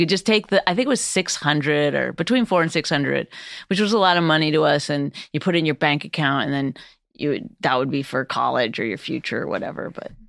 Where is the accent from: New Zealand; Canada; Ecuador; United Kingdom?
Canada; Northern Canada; I grew up in Northern Canada, and for a large part of my life, we didn't have running water. We lived off the land.